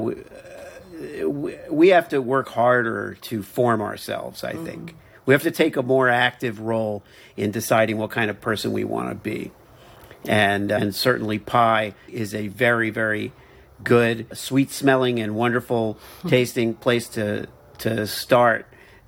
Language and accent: English; Miami, Florida, United States